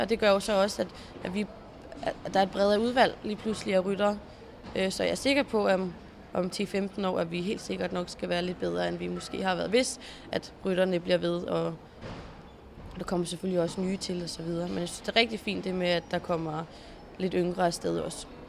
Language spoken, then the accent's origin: Danish; Zealand, Denmark; also born or lived in Jutland / Stenløse; da jeg flyttede fra Jylland øh, her tilbage til Sjælland